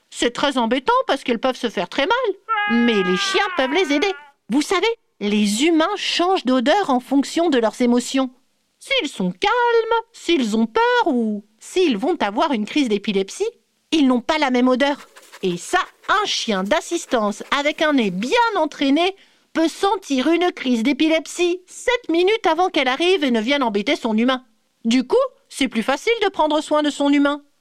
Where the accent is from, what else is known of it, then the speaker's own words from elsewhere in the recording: Bourgogne-Franche-Comté, France; Je suis née dans le Jura. J'y ai passé toute ma vie. À la montagne, on peut faire de la luge presque toute l'année.